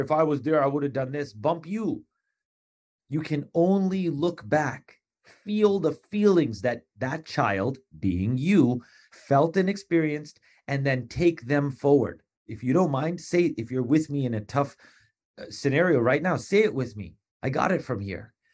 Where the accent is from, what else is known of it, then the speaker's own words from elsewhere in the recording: Long Island, New York, United States; also born or lived in East Meadow, Long Island / Garden City, Long Island; in fourth grade, we moved from Hem, uh, from East Meadow, Long Island to Garden, Hempstead, Garden City